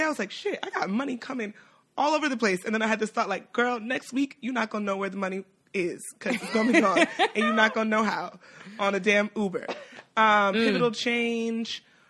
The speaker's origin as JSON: {"language": "English", "region": "New York", "country": "United States", "said": "being a New Yorker"}